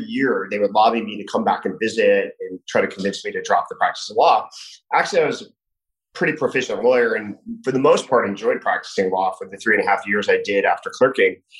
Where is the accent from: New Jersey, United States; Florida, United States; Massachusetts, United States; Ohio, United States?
New Jersey, United States; moved away as an adult; also born or lived in California / Washington, District of Columbia, United States / New York; now in Miami, United States; I grew up in New Jersey